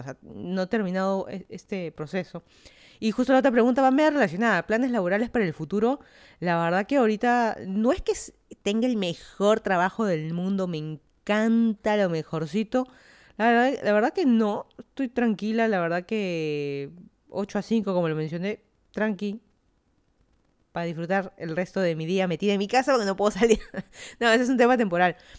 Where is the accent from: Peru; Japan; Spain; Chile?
Peru; Lima; moved away as an adult; also born or lived in Miami, United States; now in Fairfax County, Virginia, United States; yo soy de Lima, Perú. Me mudé a Estados Unidos ya